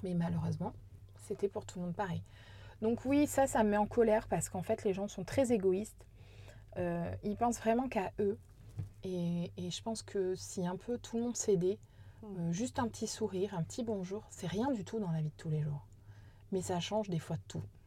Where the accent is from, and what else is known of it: Corrèze, Nouvelle-Aquitaine, France